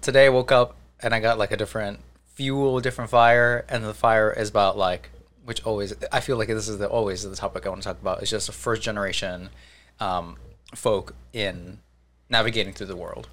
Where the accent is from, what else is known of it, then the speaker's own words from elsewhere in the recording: New Jersey, United States; I'm from Jersey.